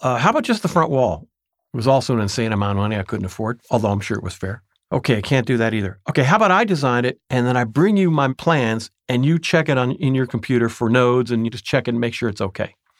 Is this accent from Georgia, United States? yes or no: no; Tarrytown, New York, United States; moved away as an adult; also born or lived in Toronto, Canada; now in Oakland, United States; I grew up in Tarrytown, New York, now called Sleepy Hollow